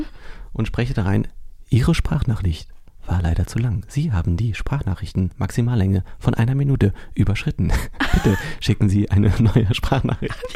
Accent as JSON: {"language": "German", "region": "Berlin", "country": "Germany", "tie": "born or raised there", "moved": "as an adult", "lives_now": "Brandenburg, Germany", "said": "Hier bin ich geboren. Ich bin aus Berlin"}